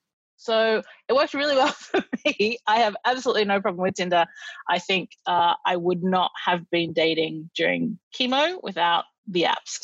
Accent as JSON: {"language": "English", "country": "Australia", "said": "as an Australian, it's sort of hard to appreciate the incredible summers we have"}